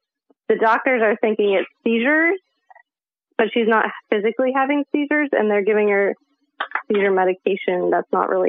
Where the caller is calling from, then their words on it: Northern California, United States; I'm calling from Northern California as well, near San Francisco.